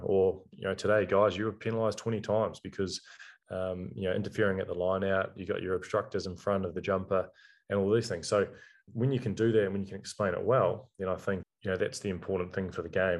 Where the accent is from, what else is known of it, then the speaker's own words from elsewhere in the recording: New Zealand; being a New Zealander